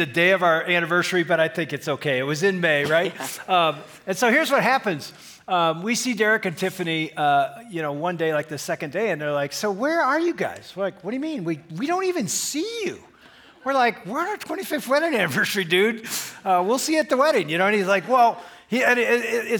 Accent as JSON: {"language": "English", "region": "Michigan", "country": "United States", "said": "… and … from Michigan."}